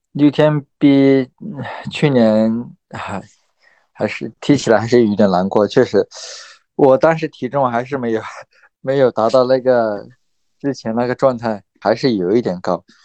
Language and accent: Chinese; Lijiang, Yunnan, China; 来我老家丽江一起训